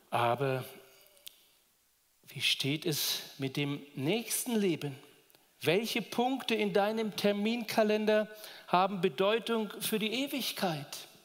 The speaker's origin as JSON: {"language": "German", "town": "Duderstadt", "region": "Lower Saxony", "country": "Germany", "lives_now": "Roth, Germany", "said": "ich komme aus Roth, bin ein Zugereister aus Niedersachsen, Duderstadt bei Göttingen."}